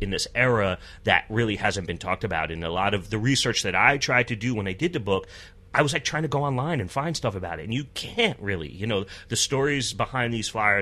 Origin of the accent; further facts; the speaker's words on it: Ellenville, New York, United States; I grew up in the Hudson Valley, which is about 90 miles here, a small town called Ellenville